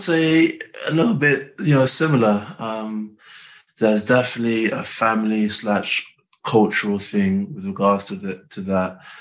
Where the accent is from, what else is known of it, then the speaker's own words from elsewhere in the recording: London, United Kingdom; I'm from North London